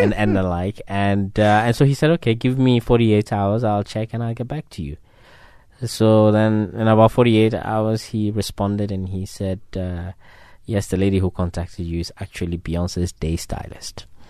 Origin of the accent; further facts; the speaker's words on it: Ghana; I'm from West Africa, so we're very careful like that. I'm from Ghana.